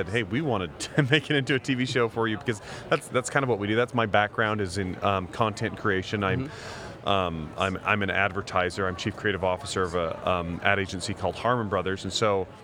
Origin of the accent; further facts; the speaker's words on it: Idaho, United States; I grew up in Idaho